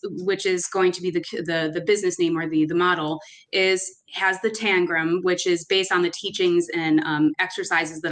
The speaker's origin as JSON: {"language": "English", "town": "Chicago", "region": "Illinois", "country": "United States", "tie": "born or raised there", "said": "I'm from Chicago, grew up in Albany Park, right in the heart of it."}